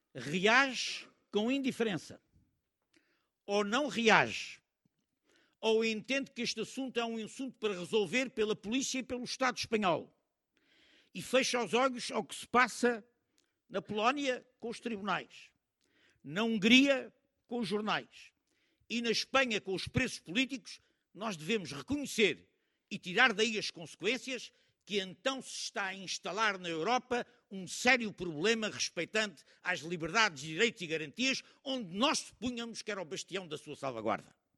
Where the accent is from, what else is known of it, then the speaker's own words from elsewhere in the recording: Portugal; como cidadãos, como democratas, como antifascistas, como portugueses